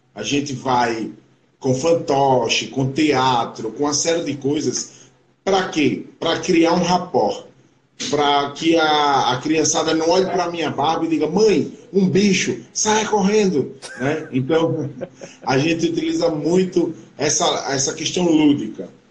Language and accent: Portuguese; Brazil; eu sou Juquerense, Juquerense